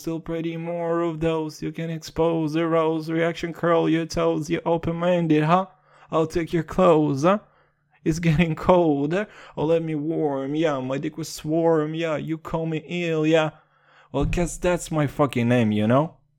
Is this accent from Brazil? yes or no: no; Kazakhstan; Your boy's from Kazakhstan